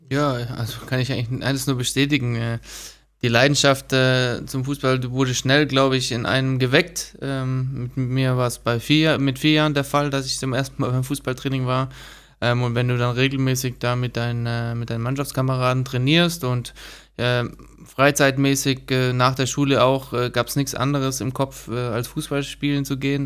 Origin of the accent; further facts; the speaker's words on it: Stuttgart, Baden-Württemberg, Germany; Also ich äh, bin auch aufgewachsen in Stuttgart